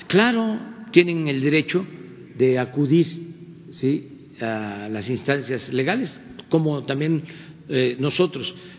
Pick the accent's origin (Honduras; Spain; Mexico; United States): Mexico; somos los mexicanos